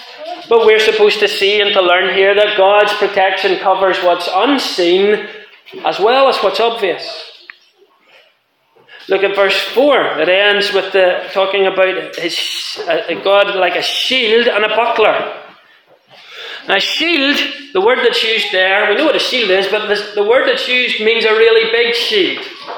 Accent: Ireland; now in Scotland, United Kingdom; I'm an Irish man living in Scotland.

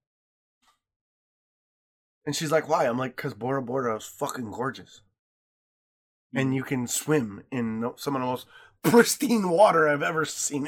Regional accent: Lake Michigan, Midwest, United States; I grew up swimming in Lake Michigan

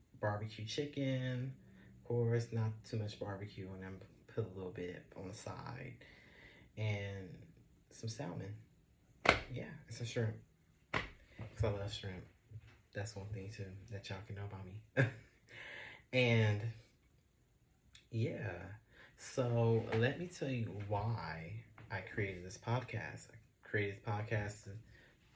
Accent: Los Angeles, California, United States; I'm from Los Angeles, California.

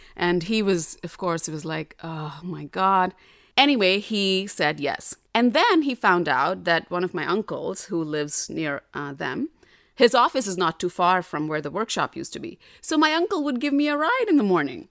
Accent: Delhi, India; moved away; I grew up in North Delhi, which is different than South Delhi.

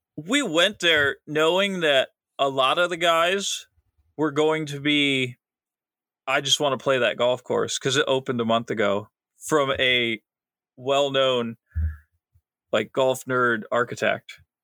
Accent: Akron, Ohio, United States

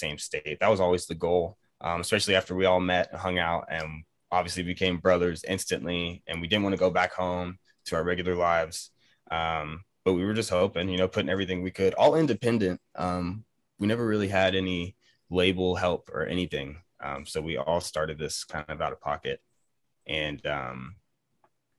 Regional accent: Georgia, United States; I'm from Georgia

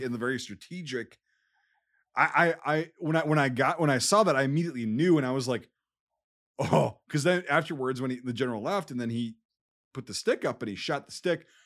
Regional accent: United States; I'm an American

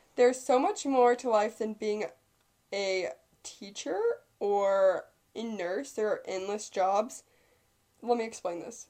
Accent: Viburnum, Missouri, United States; moved away; in my hometown, like my grandparents are f- friends with my friend's grandparents because they went to school together

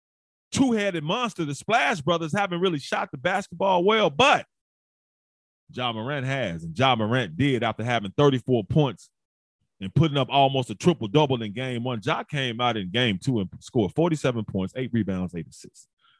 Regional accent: Memphis, Tennessee, United States; I'm in Memphis and I'm from Memphis.

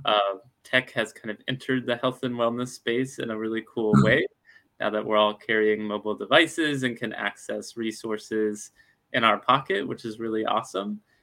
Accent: Alabama, United States; now in Seattle, United States; I'm from Alabama

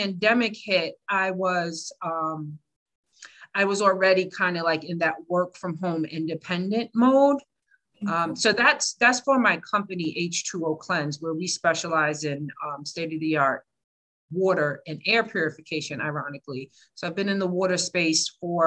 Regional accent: New York City, New York, United States; now in Newark, United States; I'm originally from the Bronx

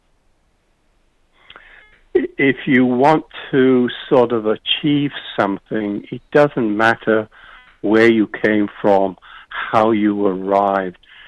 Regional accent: United Kingdom; also born or lived in Yorkshire; I'm British, age 21

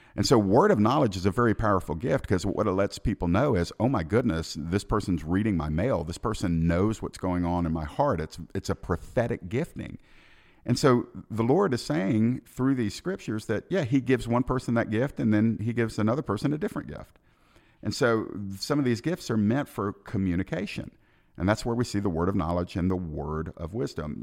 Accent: Georgia, United States; my home state of Georgia

